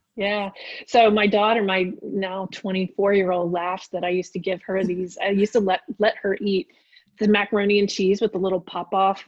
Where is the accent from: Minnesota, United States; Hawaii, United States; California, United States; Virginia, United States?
Virginia, United States; Richmond; I grew up in Richmond, Virginia.